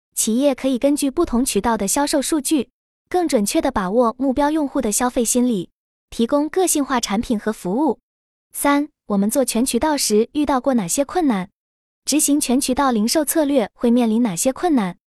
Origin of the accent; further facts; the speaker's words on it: Guangzhou, Guangdong, China; moved away as an adult; now in Changchun area, China; 在我的老家广州